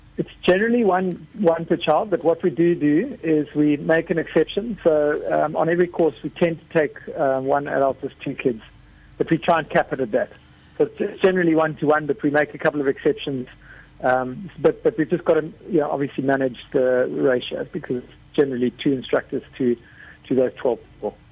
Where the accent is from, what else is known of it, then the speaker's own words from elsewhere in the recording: South Africa; I'm South African